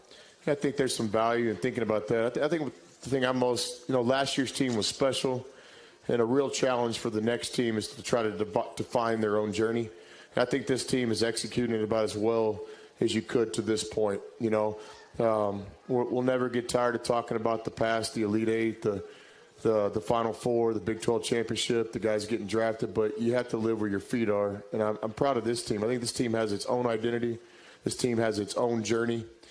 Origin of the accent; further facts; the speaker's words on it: Irving, Texas, United States; growing up in Irving, Texas, I was a Cowboy fan, lived right next to the old Texas Stadium